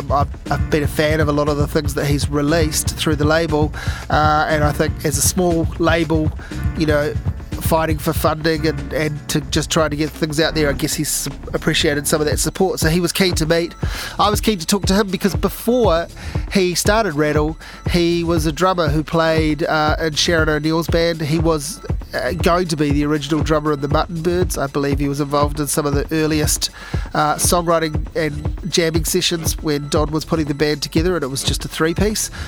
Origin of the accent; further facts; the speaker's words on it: Dunedin, Otago, New Zealand; Dunedin. Came from Dunedin.